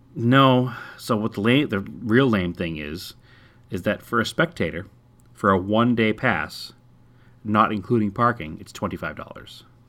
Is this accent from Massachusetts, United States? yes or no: yes; Massachusetts, United States; now in Arizona, United States; I'm from Massachusetts